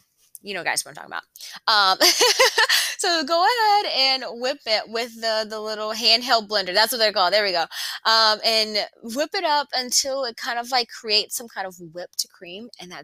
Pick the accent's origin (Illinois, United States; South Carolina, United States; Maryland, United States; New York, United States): South Carolina, United States; Conway; born or raised there